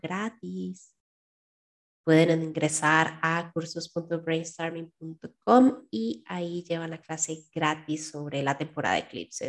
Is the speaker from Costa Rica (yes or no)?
yes; Costa Rica